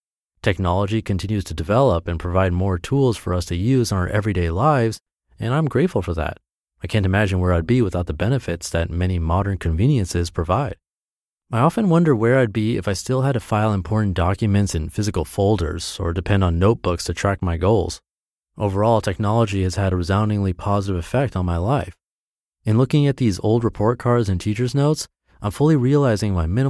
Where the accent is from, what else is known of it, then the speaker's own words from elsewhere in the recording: Ann Arbor, Michigan, United States; now in Minneapolis, United States; I've spent the last week in my hometown of Ann Arbor, Michigan. I'm heading back to Minneapolis today, but I've had a great time visiting family and friends here.